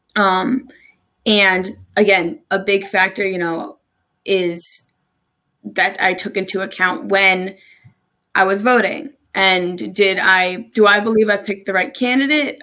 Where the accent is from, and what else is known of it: New Jersey, United States; moved away as an adult; also born or lived in Maryland; now in Salisbury, Maryland, United States